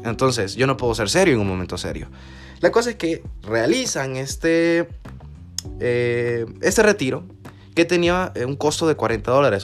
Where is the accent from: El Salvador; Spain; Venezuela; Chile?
El Salvador; como juventud salvadoreña